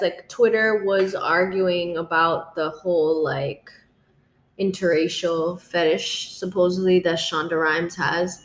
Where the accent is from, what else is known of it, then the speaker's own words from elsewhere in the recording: South Florida, United States; growing up in South Florida